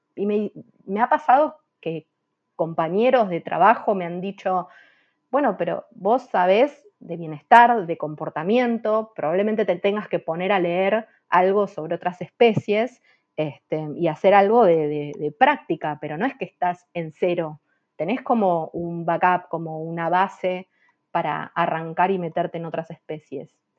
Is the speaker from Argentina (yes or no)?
yes; Argentina; soy la única argentina